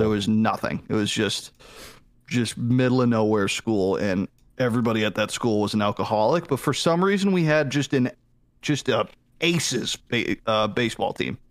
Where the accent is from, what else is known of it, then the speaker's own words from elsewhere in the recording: Boston, Massachusetts, United States; now in Atlanta, United States; I actually was born in Boston. I don't know the hospital